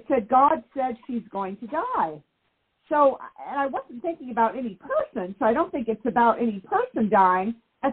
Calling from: California, United States; I'm in California.

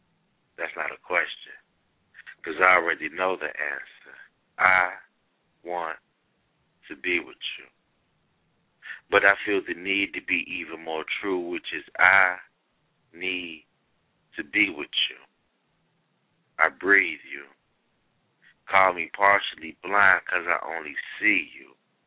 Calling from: Cincinnati, Ohio, United States; Cincinnati, Ohio.

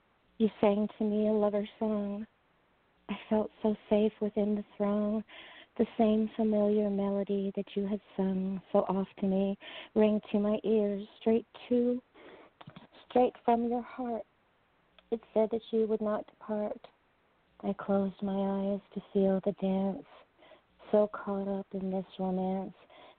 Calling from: Seattle, Washington, United States; I'm calling from Seattle

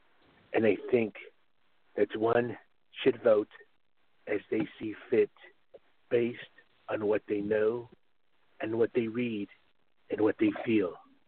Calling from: Moncton, New Brunswick, Canada; I'm calling from Moncton in Canada.

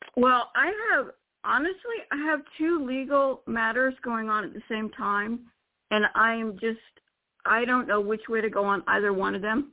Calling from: Florida, United States; I'm calling from Florida

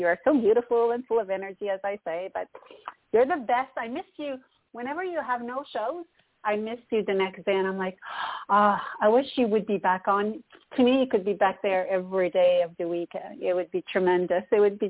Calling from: Canada; Well, I am calling from Canada. Hello, Toni.

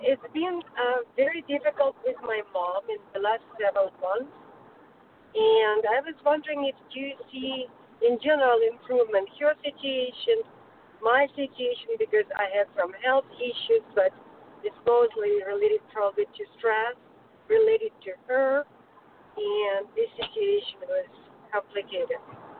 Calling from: California, United States; I'm calling from California.

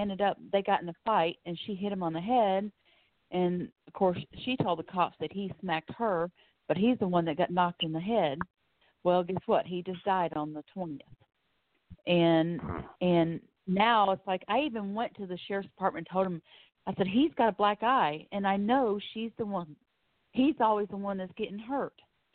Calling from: Florida, United States; Yes, I'm calling from Florida.

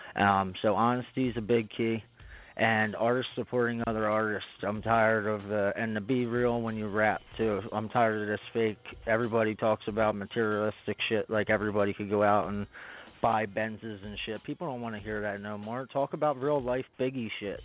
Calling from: Spring City, Pennsylvania, United States; I'm calling from Spring City, PA, uh, right outside of Philly

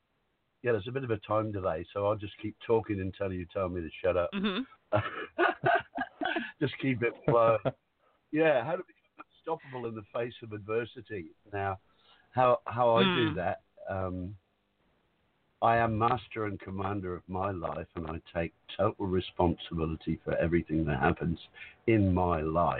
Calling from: Whitsunday Islands, Queensland, Australia; I'm calling from the Whitsunday Islands in Australia.

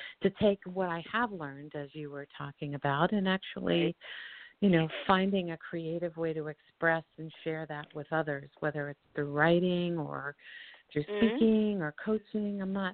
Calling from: Colorado, United States; I'm calling from Colorado.

